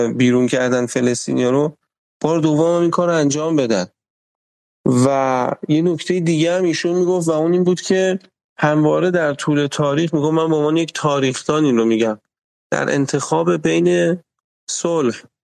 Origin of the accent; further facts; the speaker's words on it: Iran; ما تو جمهوری اسلامی وقتی هی بزرگ شدیم